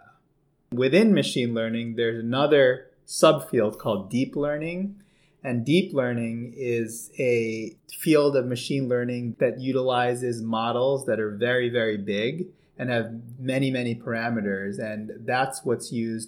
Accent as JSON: {"language": "English", "region": "a little outside New York City", "country": "United States", "tie": "born or raised there", "also_born_or_lived": "Toronto, Canada", "moved": "as an adult", "lives_now": "Baltimore, United States", "said": "I grew up in New York, a little bit outside of New York City"}